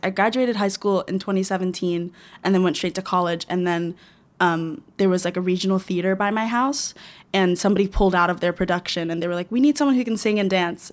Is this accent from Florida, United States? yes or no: yes; Florida, United States; moved away; I'm from Florida